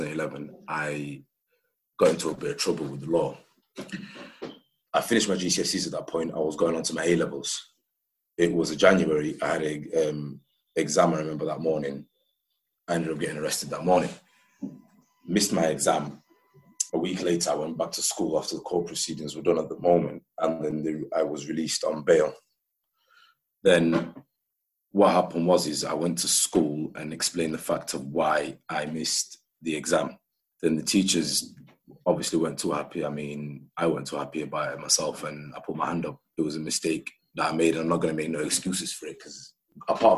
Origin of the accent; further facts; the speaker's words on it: Sheffield, Yorkshire and the Humber, United Kingdom; I'm from Sheffield.